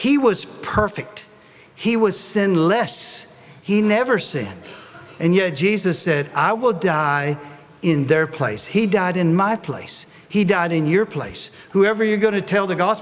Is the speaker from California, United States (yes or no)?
no; Tennessee, United States; I'm from Tennessee